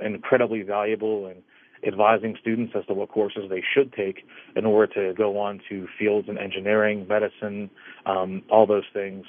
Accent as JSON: {"language": "English", "town": "Dravosburg", "region": "Pennsylvania", "country": "United States", "tie": "born or raised there", "said": "I, I grew up in Dravosburg"}